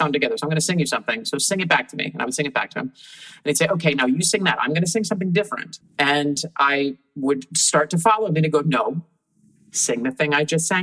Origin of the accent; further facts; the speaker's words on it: Hamden, Connecticut, United States; I grew up in Hamden, Connecticut, which is just north of New Haven.